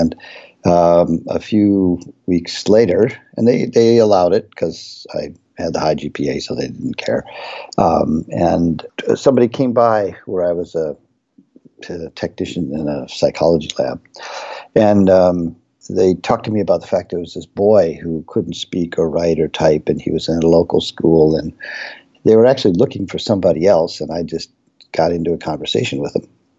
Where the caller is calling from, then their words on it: College Park, Maryland, United States; I'm dialing in from College Park, Maryland, where we have the TRACE Center.